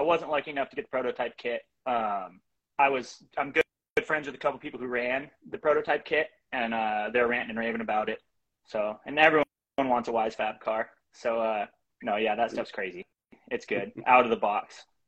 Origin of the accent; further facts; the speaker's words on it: Bremerton, Washington, United States; I'm from Bremerton, Washington area, Kitsap County.